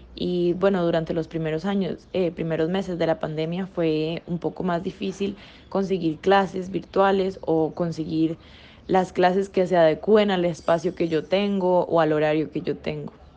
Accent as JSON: {"language": "Spanish", "country": "Costa Rica", "said": "nosotros como ticos apoyar el arte costarricense, porque aquí en Costa Rica"}